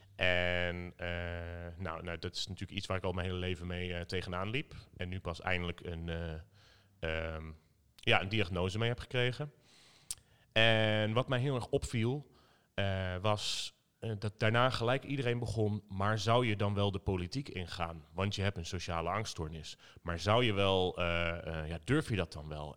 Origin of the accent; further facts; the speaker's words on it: Zutphen, Gelderland, Netherlands; moved away as an adult; now in Arnhem, Netherlands; opgegroeid in Zutphen, maar ik woon inmiddels vijftien jaar in Arnhem